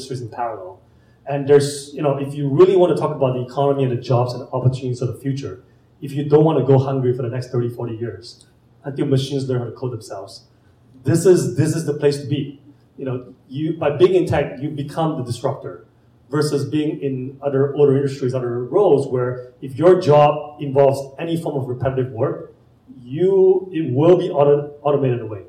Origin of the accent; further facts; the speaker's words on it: Malaysia; moved away as an adult; also born or lived in San Francisco; now in Indianapolis, United States; I'm an immigrant from Malaysia. I came here with two suitcases